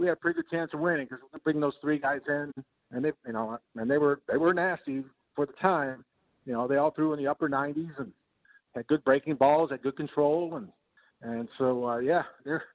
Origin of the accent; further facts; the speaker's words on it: Detroit, Michigan, United States; when I was growing up in Detroit